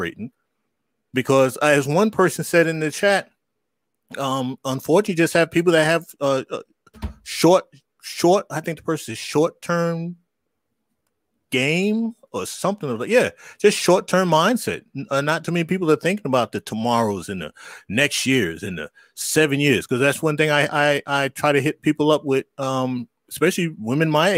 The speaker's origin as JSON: {"language": "English", "region": "New York", "country": "United States", "tie": "born or raised there", "said": "I grew up in New York"}